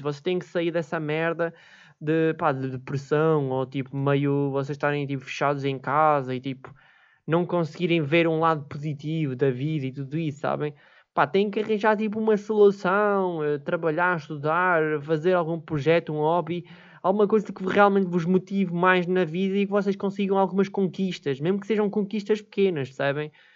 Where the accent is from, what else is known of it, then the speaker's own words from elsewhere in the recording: Viseu, Centro, Portugal; eu sou de Viseu